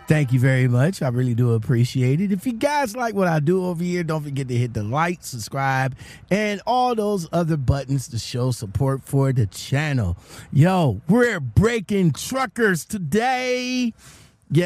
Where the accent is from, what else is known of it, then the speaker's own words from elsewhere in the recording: Ohio, United States; my home state, the great state of Ohio